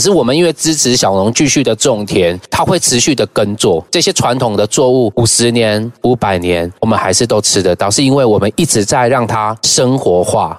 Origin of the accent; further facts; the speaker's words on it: Taiwan; moved away as an adult; now in Taitung, Taiwan; 我从小，我爸就是原住民嘛，所以我们在城市长大